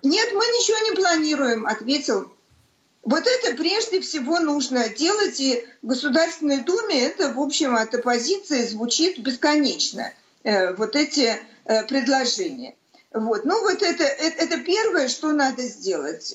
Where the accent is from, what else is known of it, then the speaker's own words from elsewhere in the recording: Saint Petersburg, Russia; как у всех коренных ленинградцев, естественно, у меня дед погиб в блокаду Ленинграда